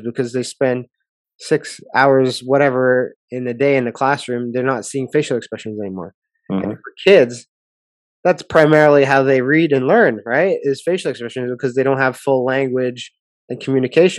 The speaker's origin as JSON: {"language": "English", "country": "Canada", "said": "being a Canadian"}